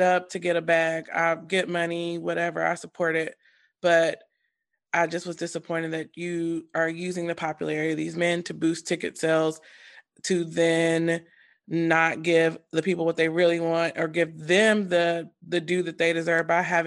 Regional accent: North Carolina, United States; I live in North Carolina. I'm from North Carolina. Yeah. I've been here all my life

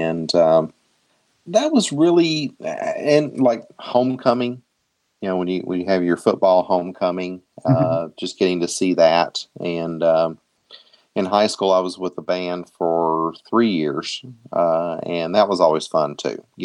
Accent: Tennessee, United States; moved away as an adult; now in Michigan, United States; having grown up in Tennessee

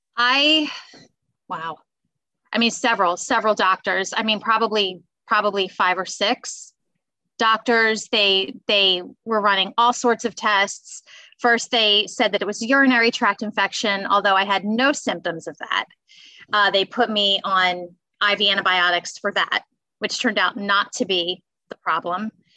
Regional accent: Bucks County, Pennsylvania, United States; also born or lived in Philadelphia; I was born in Philly, and I grew up in Bucks County, so about 30 minutes outside of Philadelphia

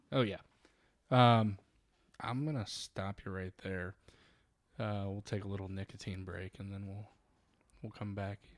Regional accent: Northwest Indiana, United States; being from Northwest Indiana and being a huge Cubs fan

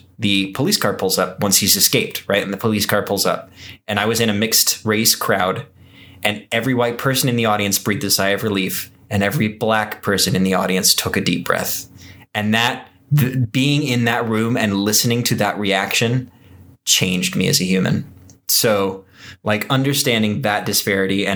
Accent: Texas, United States; I was raised in Texas

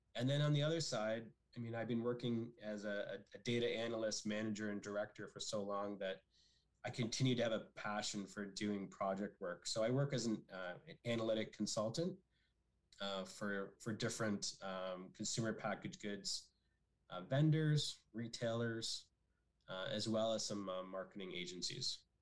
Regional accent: Barrie, Ontario, Canada; I'm originally from the Barrie area, and growing up in Barrie in the 80s

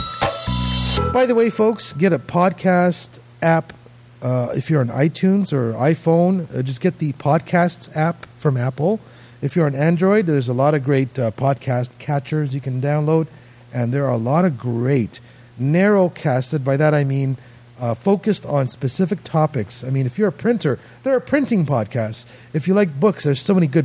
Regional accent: Canada; as a Canadian

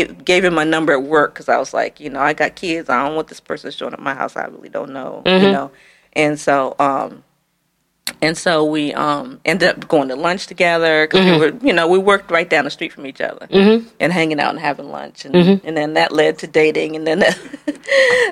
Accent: Annapolis, Maryland, United States; moved away as an adult; also born or lived in Baltimore / New York; I'm from Annapolis, which is a very small town in Maryland.

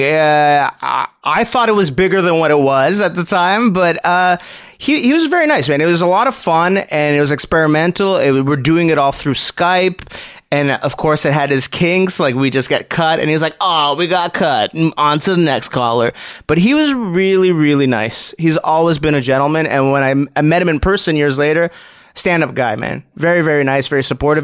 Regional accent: Montreal, Quebec, Canada; I grew up uh, north of town of Mont Royal.

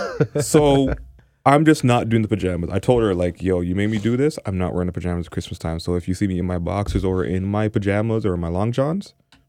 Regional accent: Jamaica; So obviously Jamaican, being Jamaican, ackee saltfish, dumpling, boiled or fried.

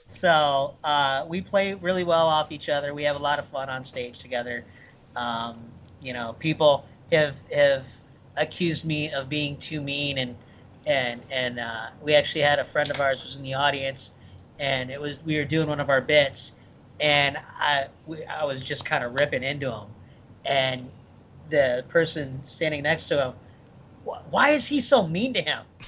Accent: Midwest, United States; moved away as an adult; also born or lived in Michigan / Ohio; now in Florida, United States; I grew up in the Midwest, but um, I've lived in Florida for uh, 16 years, so this is this is home

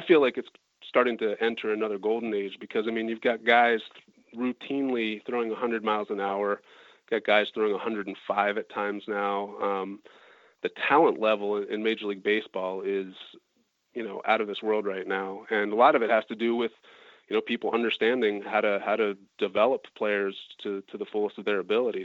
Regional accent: Wilmington, Delaware, United States; I grew up in Wilmington, Delaware

